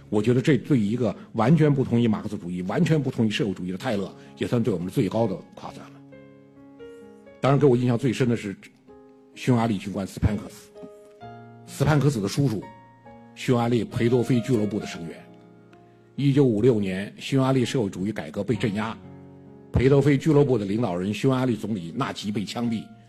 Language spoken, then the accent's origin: Chinese; China; 我们中国人